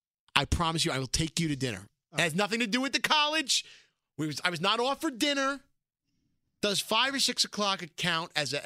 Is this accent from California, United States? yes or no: no; New York City, New York, United States; I am so happy that I was born in Brooklyn.